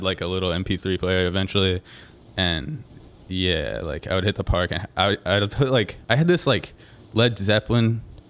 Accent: Visalia, California, United States; I grew up in Visalia, California.

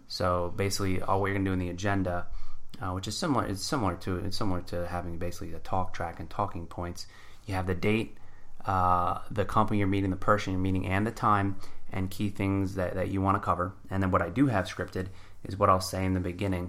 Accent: New Jersey, United States; I grew up in Jersey

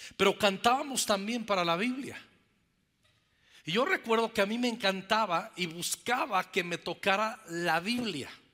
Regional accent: Zacapu, Michoacán, Mexico; en esa pequeña iglesia bautista, ahí en el estado de Michoacán, en mi pueblo, en Zacapu

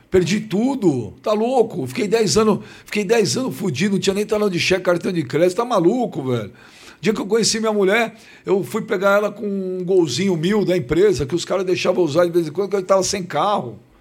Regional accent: São Paulo, Brazil; Eu nasci na cidade de São Paulo. Eu sou paulistano da Gema

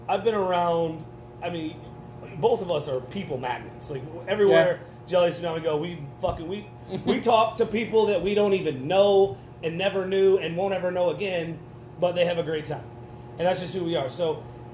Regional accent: Bremen, Indiana, United States; also born or lived in Elkhart, Indiana; I was from Elkhart, which is a mixed race melting pot, like Mishawaka or South Bend

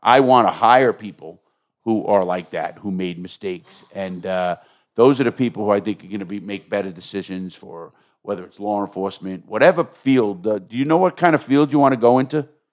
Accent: New York, United States; I'm from New York

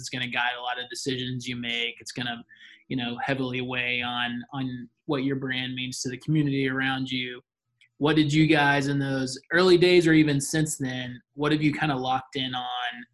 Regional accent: Gwinnett County, Georgia, United States; I grew up in Gwinnett.

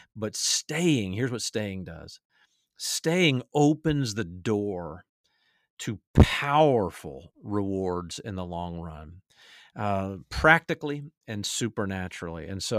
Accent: Atlanta, Georgia, United States; my favorite team I root for now, my hometown Atlanta Falcons.

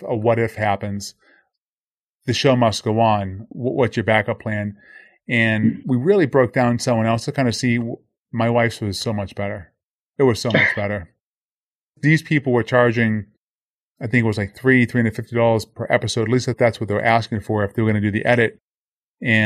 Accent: Boston, Massachusetts, United States; now in Boca Raton, United States; Born and raised in Boston

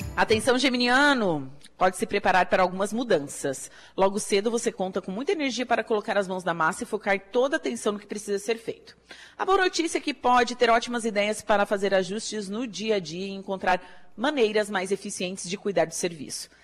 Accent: Torres, Rio Grande do Sul, Brazil; now in Araranguá, Brazil; eu sou de Torres, do Rio Grande do Sul

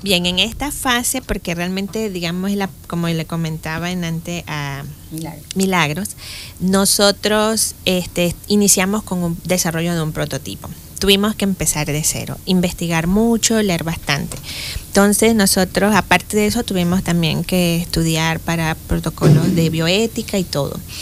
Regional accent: Boquete, Chiriquí, Panama; also born or lived in Spain; soy de Boquete, eh, nací en Boquete y en aquellos tiempos en que las mamás tenían los hijos en la casa

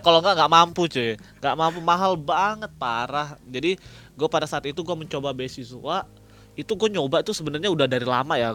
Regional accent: Batam, Riau Islands, Indonesia; also born or lived in Jatinangor, West Java; now in South Korea; Gua dari Batam, dari Batam.

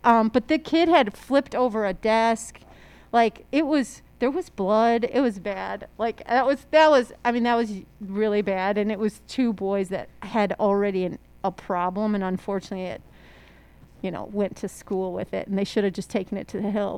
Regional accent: La Grange, Illinois, United States; also born or lived in Maryland; I was born there but four years old when we moved back to Chicago

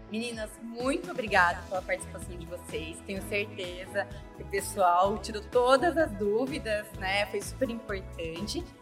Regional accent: Brasília, Federal District, Brazil; eu sou de Brasília, Selma. Eu atendo lá na região de Águas Claras

